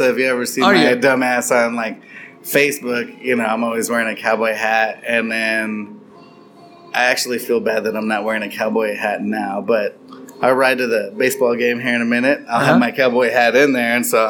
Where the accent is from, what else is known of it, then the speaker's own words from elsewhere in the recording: Texas, United States; we're still very much proud of being Texan. And, you know, we'll say we're from Texas before we'd ever admit that we are from the United States.